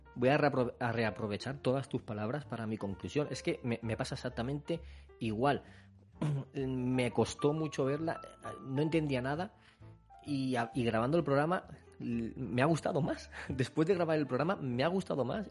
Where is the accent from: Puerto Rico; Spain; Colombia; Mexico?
Spain; Somos españoles